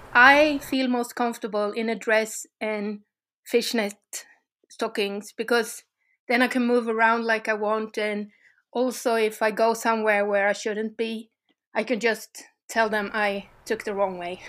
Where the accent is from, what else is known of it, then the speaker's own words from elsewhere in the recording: Sweden; from Sweden also.